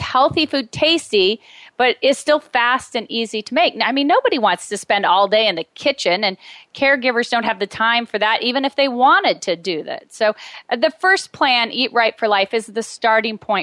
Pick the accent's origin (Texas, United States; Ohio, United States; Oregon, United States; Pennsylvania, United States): Oregon, United States; Medford; moved away; I moved back to my hometown right before my father was diagnosed with terminal cancer. So I was here to support him